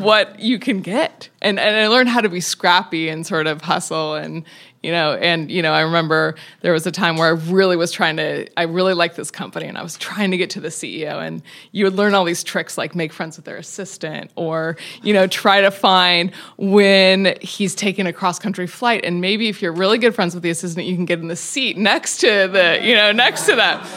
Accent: Tacoma, Washington, United States; I grew up in Tacoma, Washington, in the woods

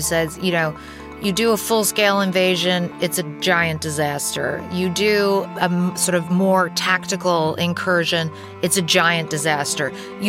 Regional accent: London, United Kingdom; moved away as an adult; now in United States; My mother is American. My father is British. I was born here in London, but I moved to the US when I was 2. And then I moved back to the UK when I was 8. And then I moved back to the US when I was 18.

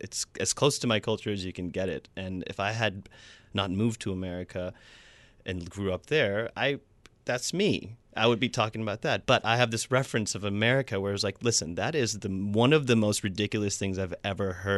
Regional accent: Huntsville, Alabama, United States; moved away; also born or lived in Atlanta; grew up in Huntsville, Alabama, where Christianity kind of reigns true

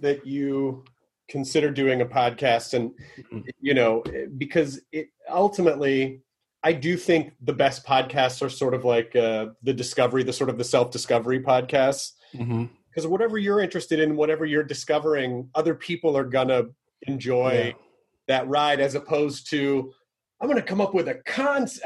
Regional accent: Tennessee, United States; I'm from Tennessee

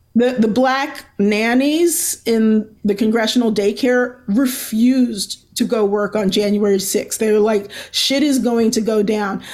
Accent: Baltimore, Maryland, United States; I'm from Baltimore

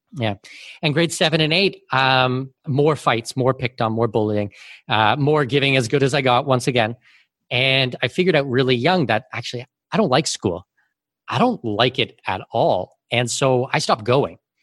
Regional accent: Canada; moved away as an adult; also born or lived in Abu Dhabi / Singapore; now in Panama City, Panama; I'm Canadian with Danish heritage

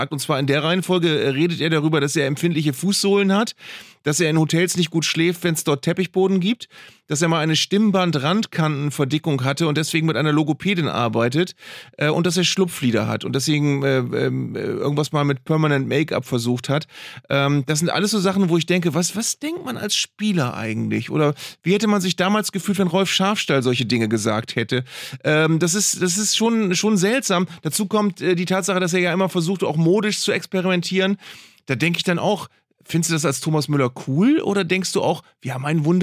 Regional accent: Bielefeld, North Rhine-Westphalia, Germany; Ritze Doan, den mag man als Ex-Bielefelder, äh, als Bielefelder, ne?

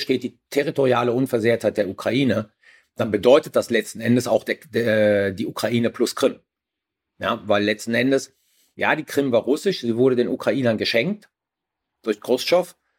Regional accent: Germany; wir als Deutsche

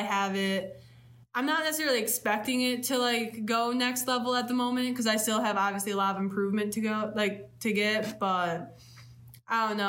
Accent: between Grand Rapids and Kalamazoo, west side of Michigan, United States; moved away as an adult; now in Ypsilanti, United States; I'm from the west side of Michigan, in between Grand Rapids and Kalamazoo

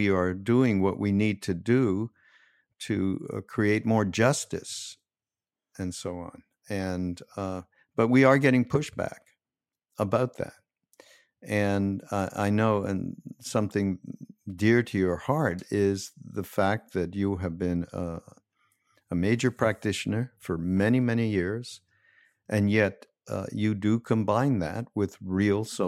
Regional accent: Canada; I'm from Canada

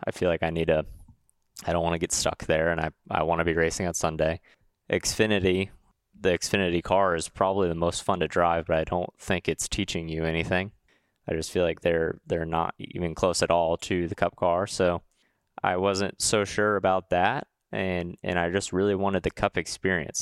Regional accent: Huntington Beach, California, United States; I'm from Huntington Beach, California

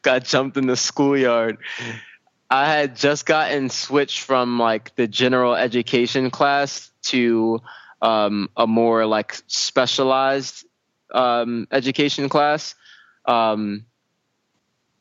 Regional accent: New York City, New York, United States; I grew up in Brooklyn, right, in East New York, Brooklyn, which is a very rough part of Brooklyn.

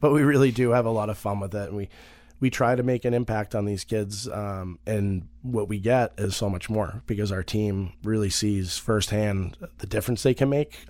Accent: Marblehead, Massachusetts, United States; I'm from Marblehead, Massachusetts originally

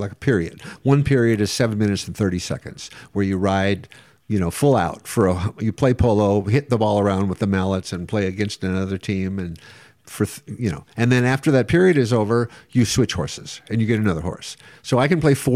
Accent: Scottsdale, Arizona, United States; moved away; also born or lived in Omaha, Nebraska / Encino, California; We grew up in Arizona

